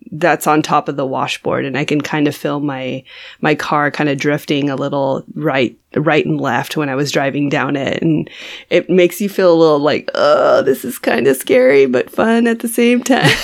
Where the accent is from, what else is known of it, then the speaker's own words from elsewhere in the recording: California, United States; I am from California